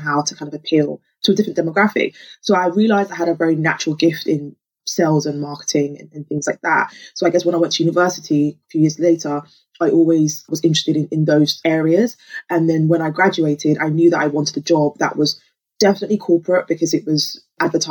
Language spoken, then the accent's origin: English; London, United Kingdom; also born or lived in Lagos, Nigeria; I grew up in Peckham